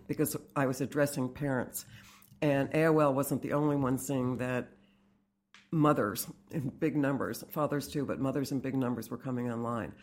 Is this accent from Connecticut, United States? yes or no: yes; Fairfield, Connecticut, United States; I grew up in Fairfield, Connecticut